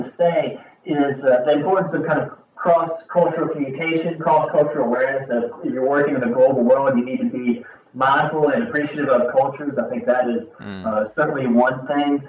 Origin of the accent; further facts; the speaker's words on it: Kentucky, United States; I'm from Kentucky here in the United States, in the southern part of the United States